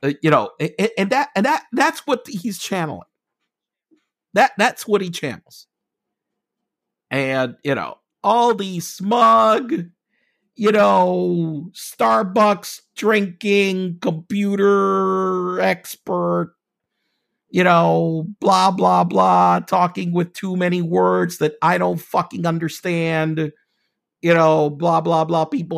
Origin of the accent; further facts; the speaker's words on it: United States; being an American, I'm gonna have to be taxed on my global income